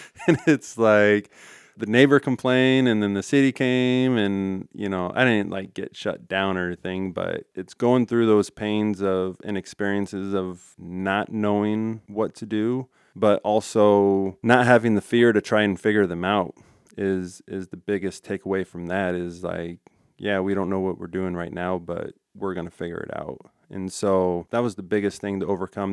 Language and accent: English; Ralston, Nebraska, United States; I, I grew up in Ralston, and Ralston's a tight